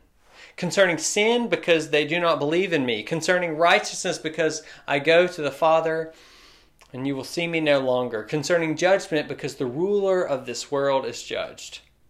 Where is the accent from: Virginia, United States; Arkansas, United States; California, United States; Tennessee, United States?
Tennessee, United States; Memphis; moved away; I used to love driving home to my hometown at night growing up. Because there's this point in the highway where you turn a bend and you just get this shot of the Memphis Bridge all lit up and beautiful.